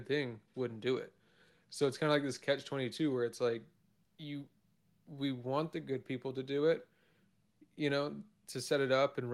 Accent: Arizona, United States; also born or lived in Vancouver, Washington; now in Oregon, United States; I'm originally from Arizona

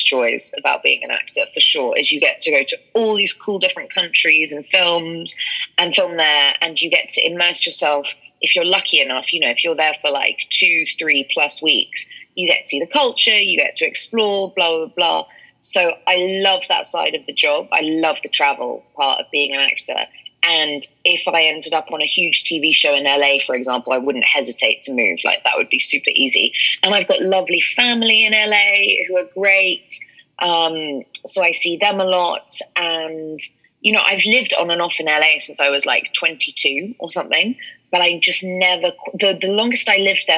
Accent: London, United Kingdom; I'm a proper, like, Londoner, born and bred

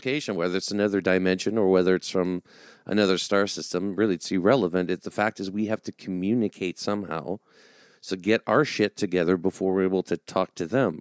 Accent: Canada; even being French Canadian

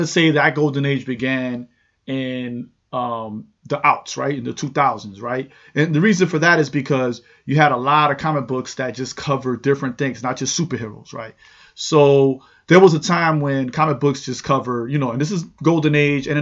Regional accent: New York City, New York, United States; I grew up in New York City

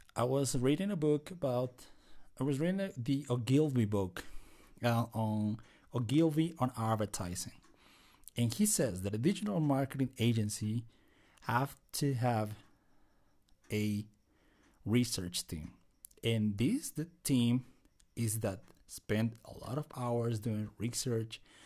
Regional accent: Bolivia; I'm Latino. I'm from Bolivia

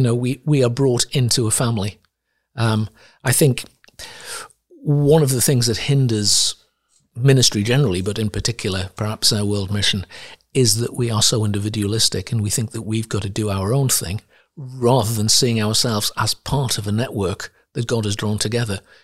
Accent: Sunderland, North East England, United Kingdom; moved away; also born or lived in Ivory Coast; I grew up in Sunderland, in the northeast of England

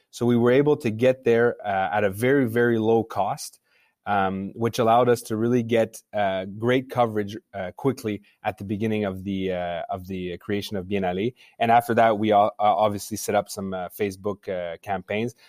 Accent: Montreal, Quebec, Canada; I grew up in Montreal, so I'm a Montrealer.

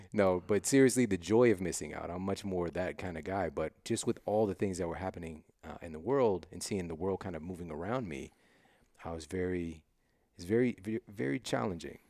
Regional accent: Midwest, United States; moved away as an adult; now in Los Angeles, United States; I'm from the Midwest

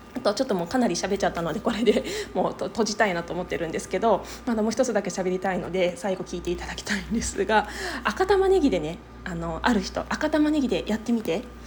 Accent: Higashimurayama, Tokyo, Japan; moved away as an adult; now in Okayama, Japan; 東京都出身なんですけれどもとはいえね私の実家の方はあの東京都東村山市という

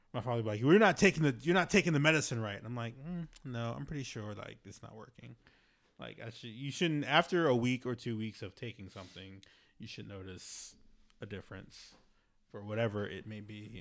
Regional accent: Baltimore, Maryland, United States; I grew up in Baltimore City

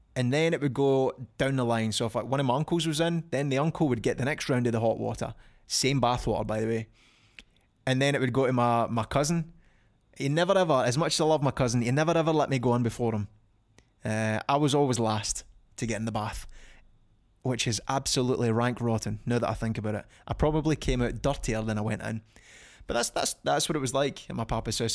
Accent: Falkirk, Scotland, United Kingdom; from Falkirk, my hometown

